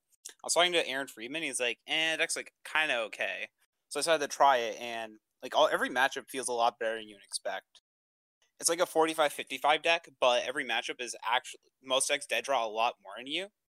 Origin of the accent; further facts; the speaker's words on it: Warwick, Rhode Island, United States; I'm from Warwick, Rhode Island.